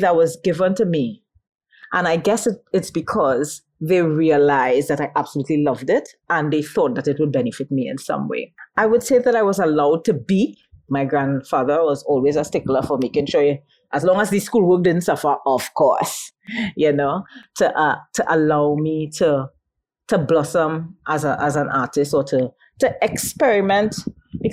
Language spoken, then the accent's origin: English; La Brea, Trinidad & Tobago; I was born and raised in the Point Door scheme in Labrie